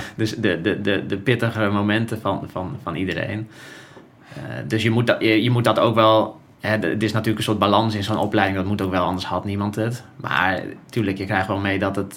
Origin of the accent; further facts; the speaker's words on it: Friesland, Netherlands; moved away as an adult; ik ben opgegroeid in Friesland eh, als, als, als jongetje